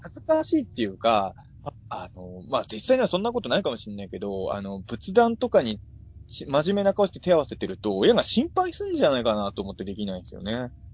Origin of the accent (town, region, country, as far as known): Ibaraki, Japan; born or raised there